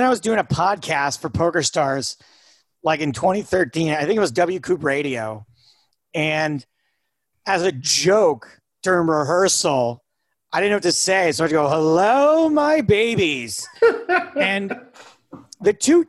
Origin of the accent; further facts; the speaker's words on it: United States; I grew up about 4 hours from Canada